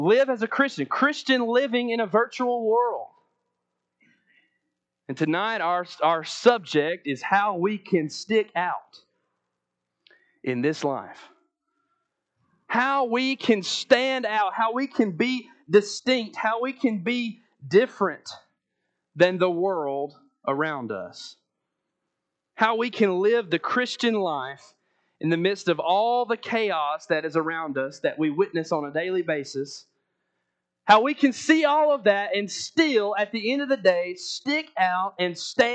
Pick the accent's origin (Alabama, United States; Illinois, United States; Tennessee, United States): Alabama, United States; Athens; I'm from Athens, Alabama